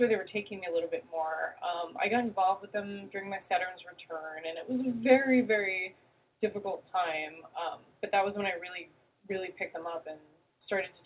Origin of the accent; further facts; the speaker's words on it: Jersey City, New Jersey, United States; also born or lived in New York; now in California, United States; I grew up in Jersey City